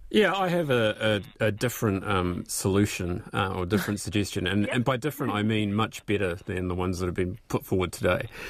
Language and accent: English; Christchurch, Canterbury, New Zealand; accent: New Zealand; also born or lived in Scotland / England; I came over to New Zealand and went to primary school in Christchurch and got that beaten out of me pretty darn quickly. And now I have my New Zealand accent